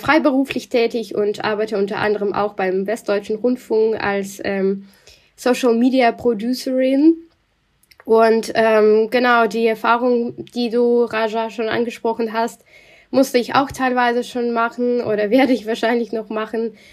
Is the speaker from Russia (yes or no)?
yes; Russia; accent: Russian; German is a second language; moved away as an adult; now in Germany; ich bin in Russland auch geboren und aufgewachsen